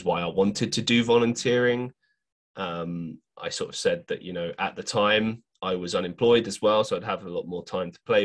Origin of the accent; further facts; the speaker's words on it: London, United Kingdom; moved away as an adult; now in Manchester, United Kingdom; growing up in London